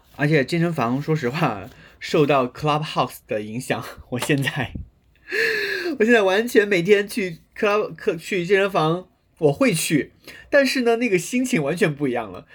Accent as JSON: {"language": "Chinese", "region": "Guizhou", "country": "China", "said": "我又是西南人，贵州人，很喜欢吃辣、吃油的东西"}